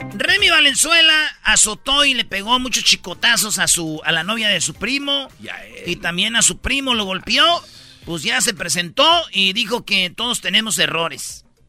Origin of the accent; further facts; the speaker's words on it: Jiquilpan, Michoacán, Mexico; allá en mi pueblo, en Michoacán, en Jiquilpan